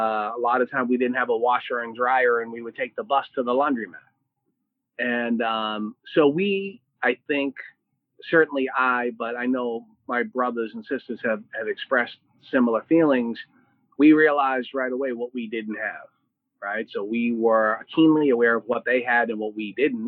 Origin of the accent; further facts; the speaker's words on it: Boston, Massachusetts, United States; I grew up in Dorchester, Massachusetts, which is part of Boston